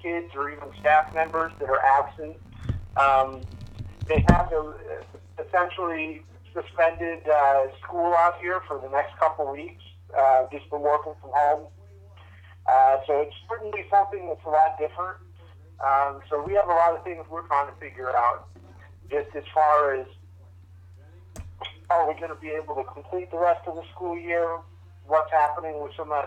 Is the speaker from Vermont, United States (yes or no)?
yes; Vermont, United States; growing up in Vermont, I was actually in junior high when 9/11 happened